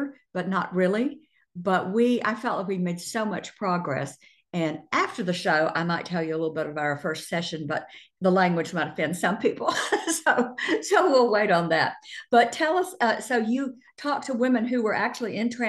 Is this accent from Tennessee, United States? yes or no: yes; Chattanooga, Tennessee, United States; moved away; also born or lived in Atlanta; I was from Chattanooga